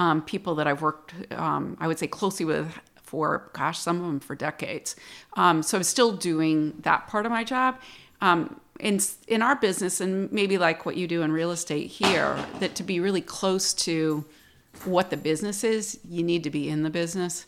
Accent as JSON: {"language": "English", "town": "Plattsburgh", "region": "New York", "country": "United States", "tie": "born or raised there", "also_born_or_lived": "Fort Worth, Texas", "said": "I'm from Plattsburgh. I was born and raised here"}